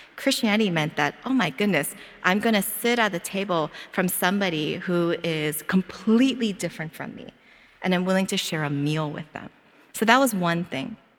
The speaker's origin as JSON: {"language": "English", "town": "Philadelphia", "region": "Pennsylvania", "country": "United States", "moved": "as an adult", "lives_now": "Hawaii, United States", "said": "as soon as I open up my mouth, they all know that I'm from Philadelphia"}